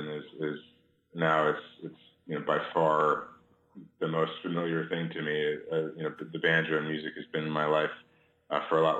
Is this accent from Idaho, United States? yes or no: no; Chicago, Illinois, United States; I grew up in Chicago